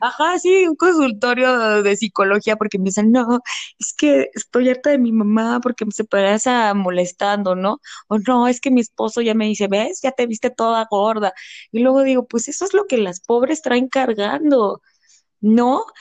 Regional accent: Mexico; es algo que también como mexicanos tenemos de la comida

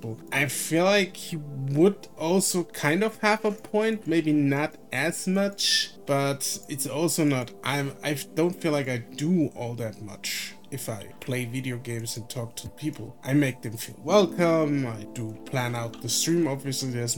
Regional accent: Germany; I'm from Germany, so I grew up in a country

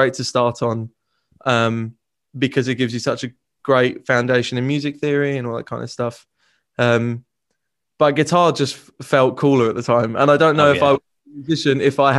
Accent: Southend-on-Sea, East of England, United Kingdom; I am from Southend

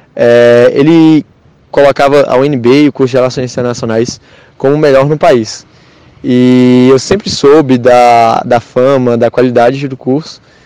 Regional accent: Patos de Minas, Minas Gerais, Brazil; moved away as an adult; now in Brasília, Brazil; Patos de Minas, que é minha cidade natal

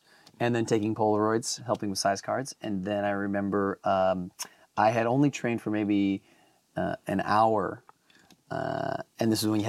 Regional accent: Wisconsin, United States; now in Los Angeles, United States; So, hello … I am, I'm originally from Wisconsin, but I've been out here in Los Angeles for over like almost 15 years now.

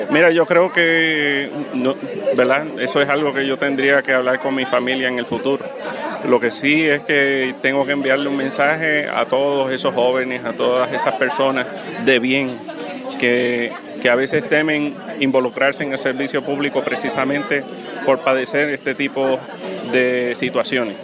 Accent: Utuado, Puerto Rico; la gente de, mi pueblo, el pueblo que me vio crecer

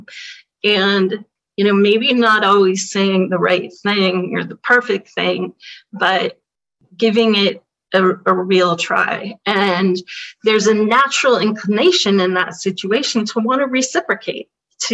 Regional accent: Berkeley, California, United States; I'm a liberal from Berkeley.

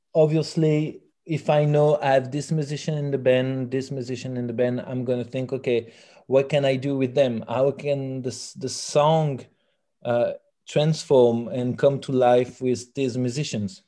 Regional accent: France; first language French; English is a second language; now in Belgium; I'm fr- I'm French from France

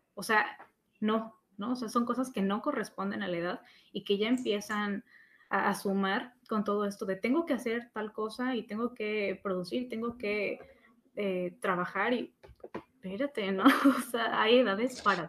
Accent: Mexico; nosotros como mexicanos

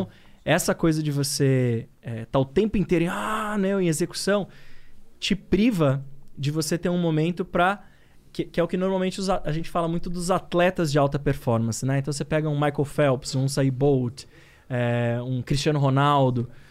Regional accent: São Paulo, Brazil; moved away; also born or lived in Minas Gerais; Eu sou paulistano da Zona Leste, meu. Sou nascido em São Miguel Paulista

